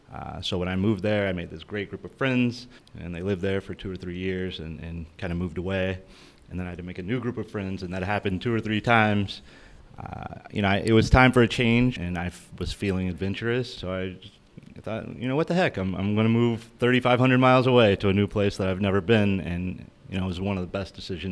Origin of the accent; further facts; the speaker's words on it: Washington, District of Columbia, United States; now in Anchorage, United States; I'm 35 years old. I am from Washington, D.C., and I'm the tallest guy in the room.